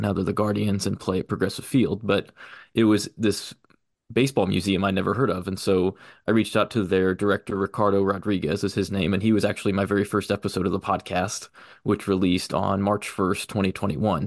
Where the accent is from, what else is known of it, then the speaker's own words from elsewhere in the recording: Liberty, Missouri, United States; also born or lived in Wichita, Kansas; I grew up in Liberty, Missouri, right outside of Kansas City